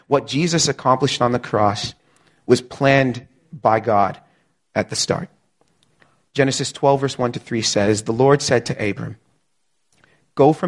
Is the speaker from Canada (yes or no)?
yes; Canada; I'm Canadian. All four of my grandparents immigrated from Barbados in the 60s.